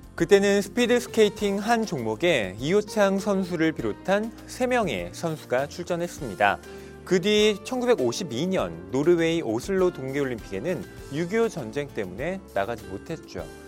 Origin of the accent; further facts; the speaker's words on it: South Korea; 한국인으로서 우리는